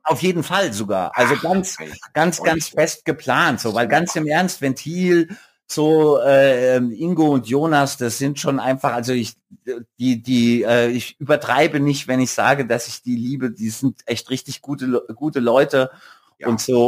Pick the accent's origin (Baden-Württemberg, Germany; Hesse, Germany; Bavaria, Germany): Hesse, Germany; Bensheim; also born or lived in Mannheim; ich bin so in Hessen geboren und hab dann bin in Bensheim zur Schule gegangen